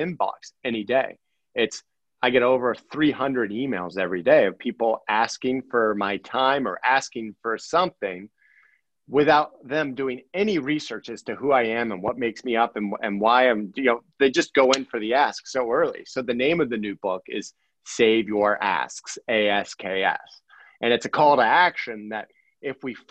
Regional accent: Akron, Ohio, United States; I was born in Akron

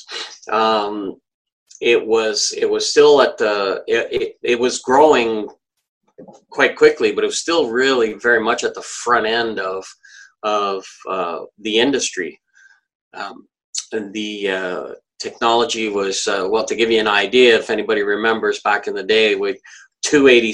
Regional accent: Greely, Ontario, Canada; also born or lived in Ottawa; I was born in Ottawa, raised in Greeley, was there for quite a long time, and basically I've lived my life in Ottawa

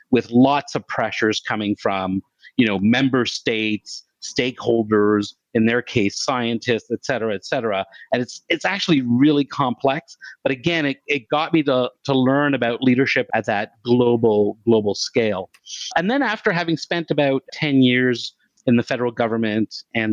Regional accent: Canada; I'm Canadian

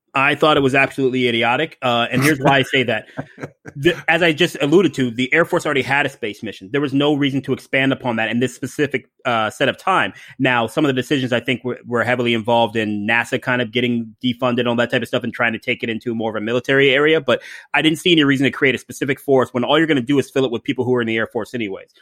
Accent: Ohio, United States; now in Tampa, United States; I grew up in Ohio, so, uh, not too far from the Great White North

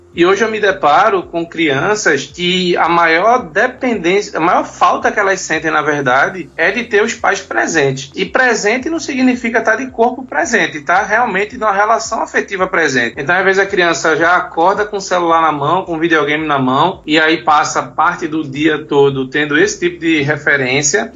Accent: Pernambuco, Brazil; Eu sou pernambucano, pernambucano Pernambuco

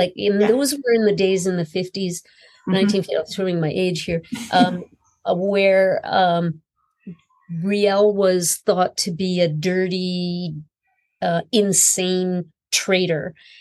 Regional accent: Winnipeg, Manitoba, Canada; moved away as an adult; also born or lived in St. Vital; I was quite literally born on the banks of the Red River in Winnipeg, what is now Winnipeg, but is actually St. Boniface is where I was born. And I spent the first 25 years of my life living within, I'd say, a mile of the Red River.

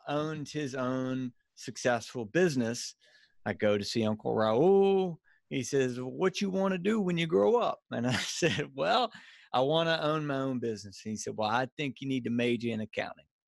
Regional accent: Louisiana, United States; accent: Cajun redneck; now in Birmingham, United States; I'm from Louisiana originally.

